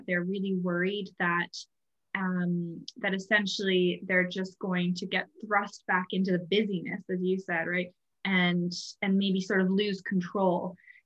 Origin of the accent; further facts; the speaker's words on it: Canada; now in Ireland; I'm originally from Canada, so I live in Ireland